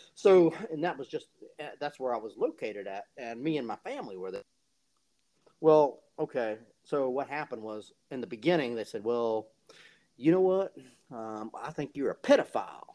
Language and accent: English; Fingerville, South Carolina, United States; I'm from a small town called Fingerville, South Carolina